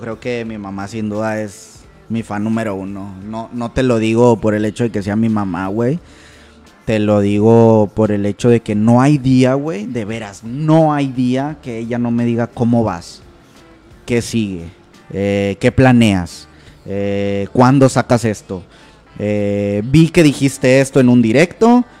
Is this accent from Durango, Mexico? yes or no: no; Monterrey, Nuevo León, Mexico; Aquí, aquí, toda la vida, toda la vida he sido de aquí de Monterrey